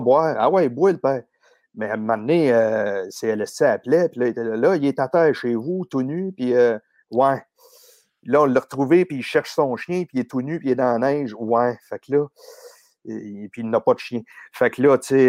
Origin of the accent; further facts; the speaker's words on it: Boucherville, Quebec, Canada; je suis né à Boucherville, grandi dans le vieux village près du fleuve